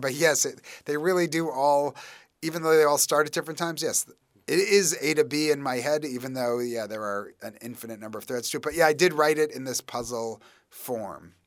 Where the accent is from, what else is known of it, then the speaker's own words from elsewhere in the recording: New York, United States; as a New Yorker